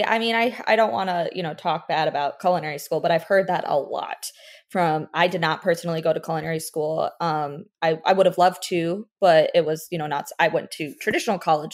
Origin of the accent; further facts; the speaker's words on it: Weston, Florida, United States; also born or lived in New York; I grew up in Fort Lauderdale, well, Weston.